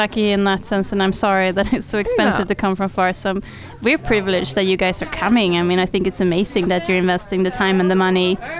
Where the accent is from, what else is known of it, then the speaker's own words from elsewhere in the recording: Stockholm, Stockholm County, Sweden; moved away as an adult; now in Gothenburg, Sweden; I grew up in Stockholm and I have my family and old friends there. But then, like, I studied in Gothenburg, so I have a lot of friends there.